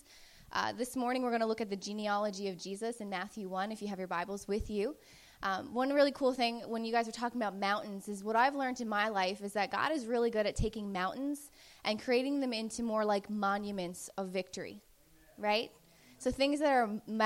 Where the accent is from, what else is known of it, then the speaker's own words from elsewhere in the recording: Newfoundland and Labrador, Canada; I was from Newfoundland